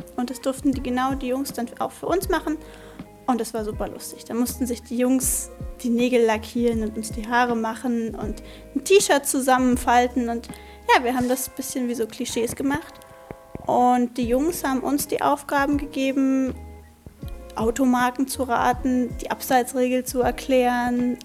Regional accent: Grünheide, Brandenburg, Germany; ich bin 15 und ich komme aus Grünheide

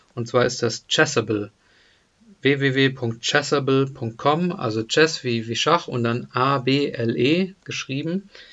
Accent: near Deizisau, Baden-Württemberg, Germany; moved away; also born or lived in Hesse; in der Nähe von Deizstar bin ich aufgewachsen

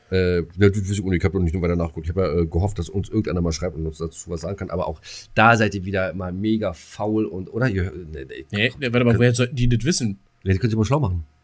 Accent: East Germany, Germany; Ne, als Ossi kennst du halt äh, blauen Würger und Pfeffi

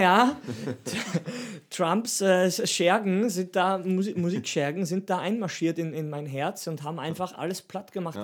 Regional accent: Steinhaus am Semmering, Styria, Austria; mein Dorf heißt Steinhaus am Semmering.

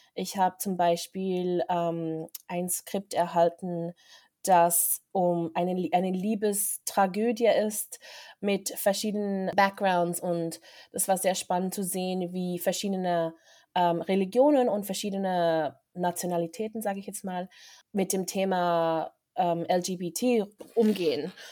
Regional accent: Interlaken, Bern, Switzerland; moved away as an adult; now in Los Angeles, United States; ich bin ursprünglich aus Interlaken, bin in Interlaken aufgewachsen und bin dann von vor sechs Jahren nach LA gezogen

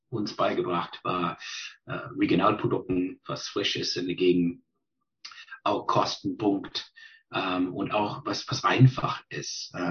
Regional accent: British Columbia, Canada; ich bin geboren in British Columbia, ähm, groß geworden auf Vancouver Island, äh, da studiert, habe mein äh, Gymnasium gemacht, Abitur und dann äh, studiert.

